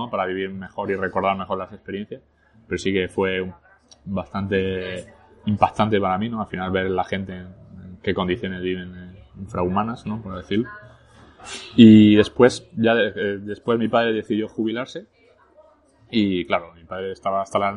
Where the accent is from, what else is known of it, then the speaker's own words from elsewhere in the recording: Arras, Hauts-de-France, France; born there; first language French; Spanish is a second language; Nací en Francia. Yo ¿Naciste en Francia? Yo, de hecho, mi primer idioma que aprendí fue el francés. Eh. nací en el 84, como te digo, en Arras, que está a una hora de París, al norte.